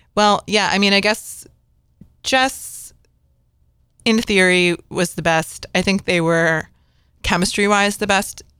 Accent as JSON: {"language": "English", "region": "Connecticut", "country": "United States", "tie": "born or raised there", "said": "growing up in, you know, the East Coast and growing up in Connecticut"}